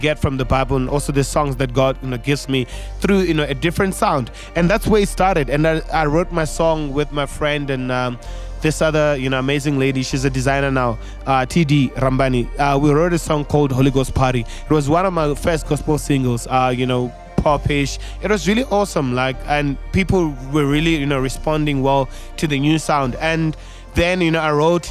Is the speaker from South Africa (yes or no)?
yes; Venda, Limpopo, South Africa; moved away as an adult; now in Pretoria, South Africa; I grew up in Venda. I spent all my childhood there, and I came this side in 2011